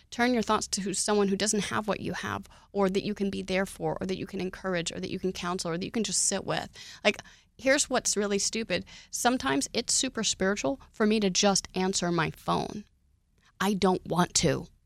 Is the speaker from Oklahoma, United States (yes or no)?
yes; Oklahoma, United States; now in Texas, United States; I was raised in Oklahoma, and conditions are way different there.